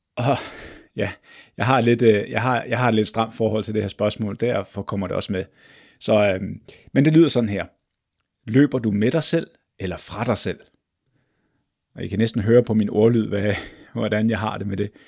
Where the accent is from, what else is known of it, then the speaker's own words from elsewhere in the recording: Glostrup, Capital Region of Denmark, Denmark; jeg er født og opvokset i Glostrup.